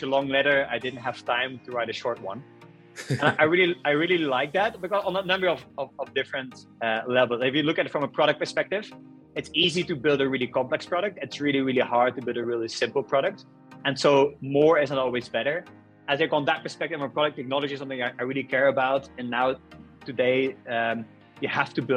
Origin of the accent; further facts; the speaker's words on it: Ostend, Flanders, Belgium; moved away as an adult; also born or lived in Brussels / Nantes / Argentina; I grew up in Belgium in a city called Ostend, which is a coastal city at the coast of Belgium.